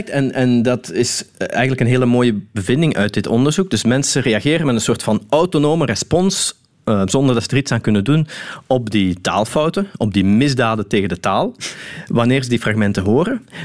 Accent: Limburg, Netherlands; Ja, dat is eentje die bij ons in Limburg vaak voorkomt in ieder geval.

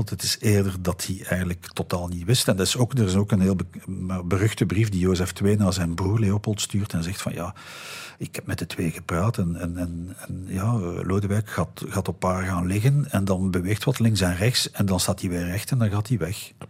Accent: Belgium; Bij ons in de Ardennen

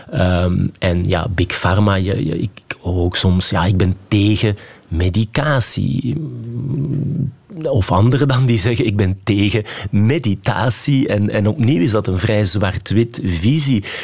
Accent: Flanders, Belgium; now in Liège, Belgium; ik vind dat we als Vlamingen Wallonië onvoldoende goed kennen. Hè. Ik, ik woon nu inderdaad in Luik.

